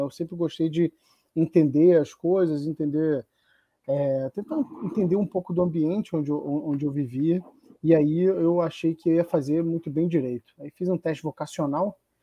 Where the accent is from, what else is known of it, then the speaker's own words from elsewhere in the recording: Rio de Janeiro, Brazil; eu cresci em Copacabana